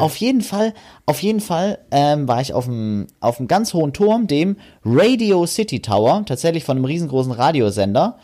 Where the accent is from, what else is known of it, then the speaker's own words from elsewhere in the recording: Germany; wir Deutschen